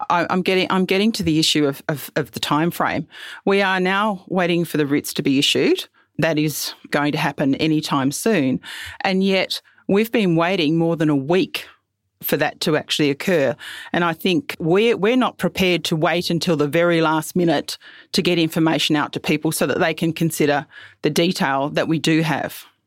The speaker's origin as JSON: {"language": "English", "town": "Alice Springs", "region": "Northern Territory", "country": "Australia", "tie": "born or raised there", "also_born_or_lived": "South Australia", "moved": "yes", "said": "I'm a senator for South Australia, but I was born and raised in Alice Springs"}